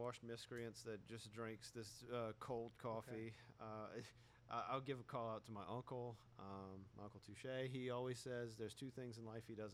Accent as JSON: {"language": "English", "region": "Louisiana", "country": "United States", "said": "we're from Louisiana, and we have snowballs here"}